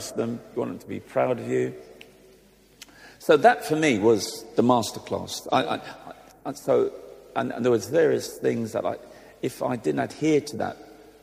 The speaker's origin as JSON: {"language": "English", "region": "London", "country": "United Kingdom", "tie": "born or raised there", "also_born_or_lived": "Islington", "said": "I'm a long-suffering Gooner, because I grew up in Highbury"}